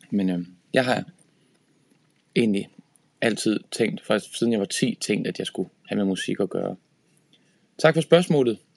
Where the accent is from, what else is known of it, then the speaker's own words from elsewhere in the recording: Horsens, Central Denmark Region, Denmark; Øh, jeg, jeg kommer fra Horsens og spillede rigtig meget på Horsens Musikskole